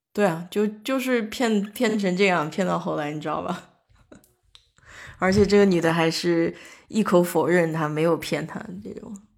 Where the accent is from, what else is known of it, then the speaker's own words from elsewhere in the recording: China; moved away; 我在国内长大，我没有这个意识